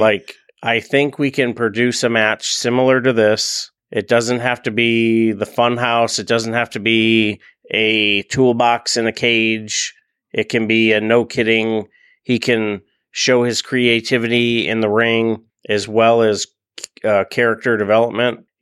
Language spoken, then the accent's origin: English; Buffalo, New York, United States; I'm from Buffalo